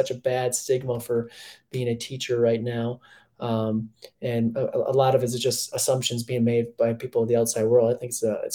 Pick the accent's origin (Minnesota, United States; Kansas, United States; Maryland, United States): Minnesota, United States; now in Colorado, United States; as a Minnesotan